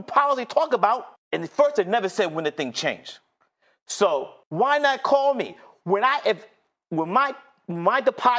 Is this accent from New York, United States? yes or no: yes; New York City, New York, United States; I grew up in Fort Greene, Brooklyn